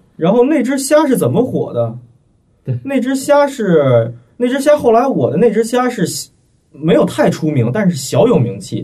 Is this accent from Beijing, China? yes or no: yes; Beijing, China; 我是北京的嘛